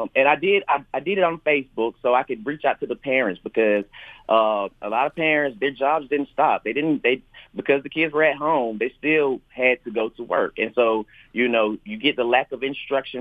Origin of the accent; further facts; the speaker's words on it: Athens, Georgia, United States; I grew up here in Athens, been an Athens resident all of my life